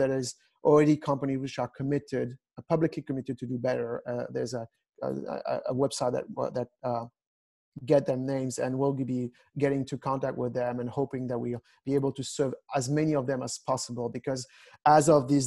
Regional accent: France; moved away; I'm from France originally

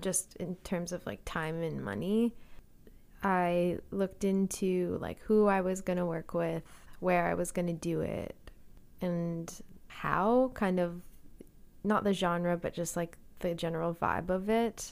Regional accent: Calgary, Alberta, Canada; moved away as an adult; also born or lived in Boston; now in Victoria, Canada; Yeah, so I grew up in Calgary

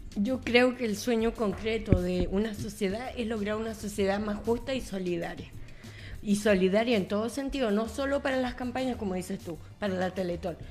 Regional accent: Coquimbo, Chile; moved away as an adult; now in Santiago, Chile; Soy de Coquimbo

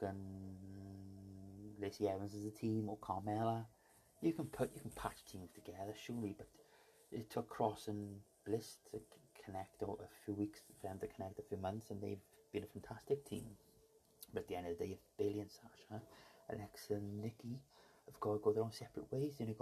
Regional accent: Welsh, Wales, United Kingdom; me being Welsh.

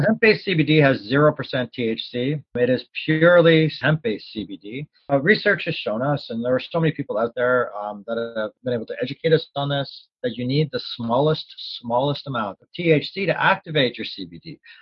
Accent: Canada; as a Canadian

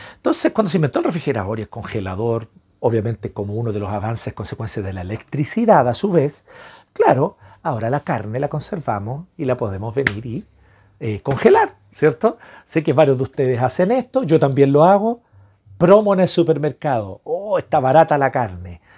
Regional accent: Chile; nosotros como chilenos

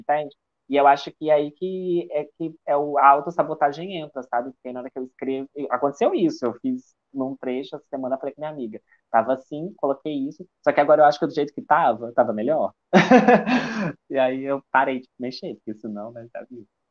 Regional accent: Juiz de Fora, Minas Gerais, Brazil; accent: mineiro; Sou de Minas Gerais, a cidade de Juiz de Fora

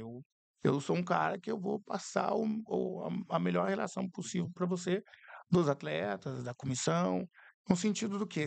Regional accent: Curitiba, Paraná, Brazil; sou de Curitiba

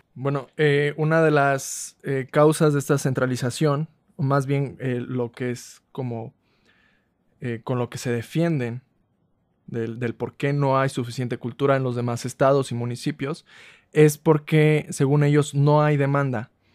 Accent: Ciudad Valles, San Luis Potosí, Mexico; Yo soy de Ciudad Valle, San Luis Potosí

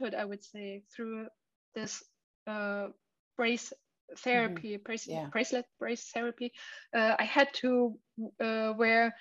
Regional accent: Dresden, Saxony, Germany; my hometown

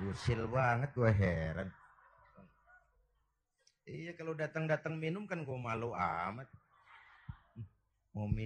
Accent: Kebayoran, Jakarta, Indonesia; born there; Bahwa saya lahir di Kebayoran, itu sih kebetulan.

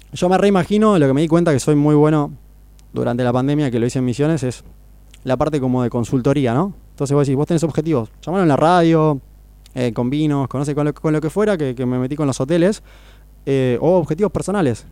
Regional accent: Necochea, Buenos Aires Province, Argentina; also born or lived in Mar del Plata; nací en Buenos Aires, pero me crié en Necochea

